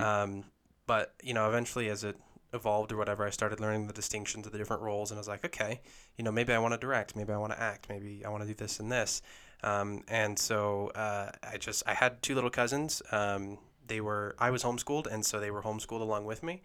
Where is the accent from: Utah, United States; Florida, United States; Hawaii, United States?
Utah, United States; Lehi; I was born and raised in Lehigh here in Utah